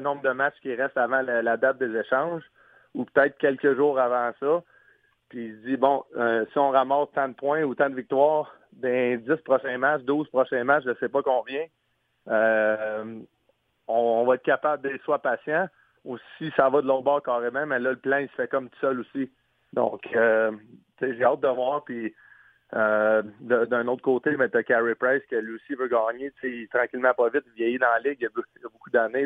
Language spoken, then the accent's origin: French; Sherbrooke, Quebec, Canada; moved away as an adult; now in St. Louis, United States; où j'allais quand j'étais jeune à Sherbrooke, euh, pas loin de chez mes grands-parents